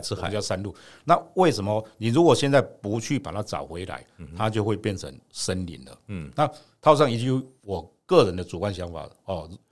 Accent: Gongliao, New Taipei, Taiwan; 我们就是生在这边，长在这边

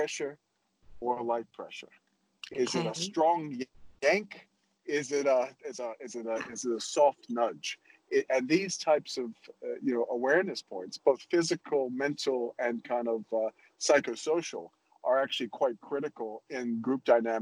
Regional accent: New Orleans, Louisiana, United States; moved away as an adult; when I was young, growing up in New Orleans

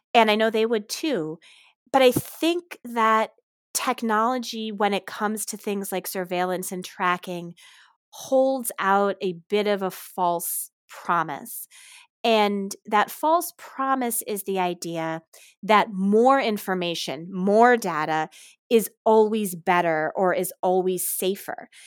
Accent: Ann Arbor, Michigan, United States; Ann Arbor, Michigan, actually my hometown.

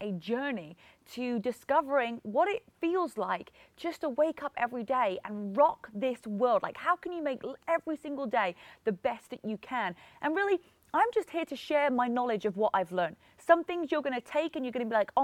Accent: England, United Kingdom; moved away as an adult; now in California, United States; I'm originally from England and I moved to America 10 years ago. So when I was 22

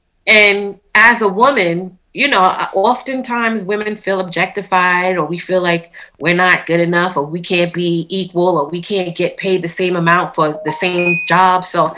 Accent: New York City, New York, United States; moved away as an adult; now in Long Island, United States; I'm born and raised in Queens, but I actually recently moved to Long Island, so I'm in Long Island now.

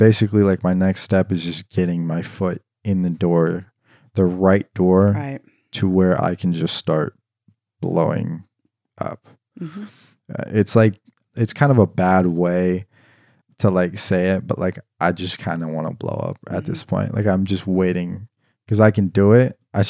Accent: Washington, United States; Like, it's funny because I came from the Northwest. I came from like Washington. And, you know, everybody in Washington, nobody likes country here, just to inform the viewers.

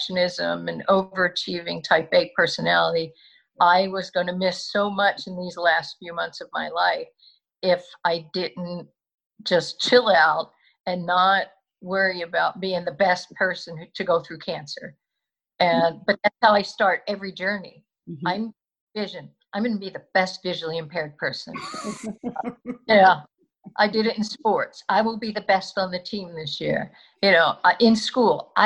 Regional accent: Philadelphia, Pennsylvania, United States; born or raised there

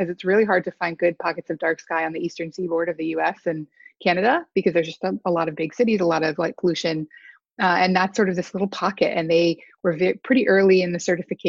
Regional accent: Alaska, United States; moved away; I grew up in Alaska

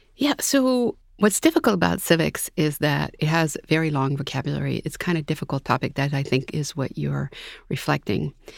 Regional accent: Massachusetts, United States; I'm from Massachusetts

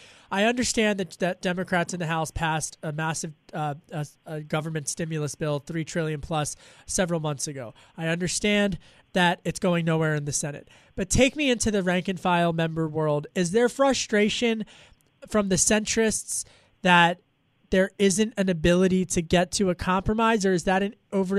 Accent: Pennsylvania, United States; Okay, so I grew up in Delco

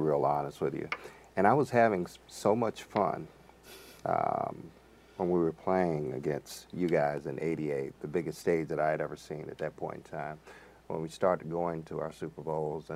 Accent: Virginia Beach, Virginia, United States; my hometown of Virginia Beach

